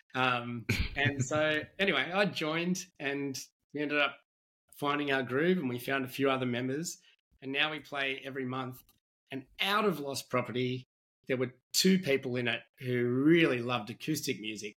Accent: Australia; as an Australian

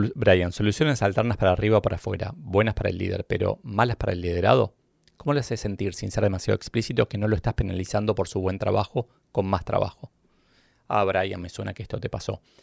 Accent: Argentina

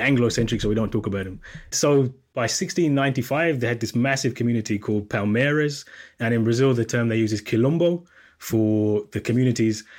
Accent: Jamaica; As a Jamaican

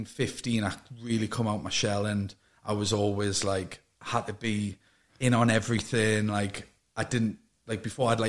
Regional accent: Newcastle upon Tyne, North East England, United Kingdom; So grew up in Newcastle, city centre, a place called Gosforth, with my mum and dad.

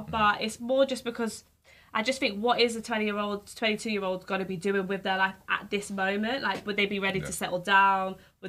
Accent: London, United Kingdom; also born or lived in Manchester; I grew up in London. So I kind of wanted to go back to London.

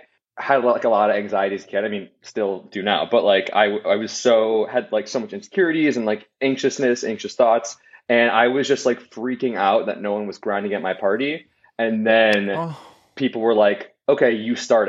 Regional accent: Milwaukee, Wisconsin, United States; I grew up in Milwaukee, Wisconsin

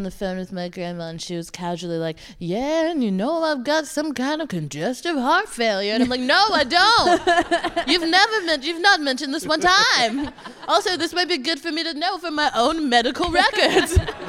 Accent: Texas, United States; moved away as an adult; now in London, United Kingdom; Because I'm from Texas. I'm currently not in Texas.

